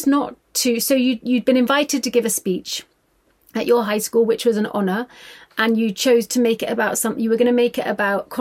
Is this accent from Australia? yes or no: no; Ireland; my experience being from an Irish working class background